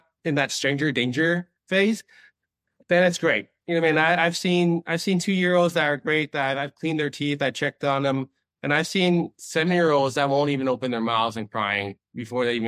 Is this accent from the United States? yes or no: yes; Long Beach, California, United States; also born or lived in Boston; now in Las Vegas, United States; growing up in Long Beach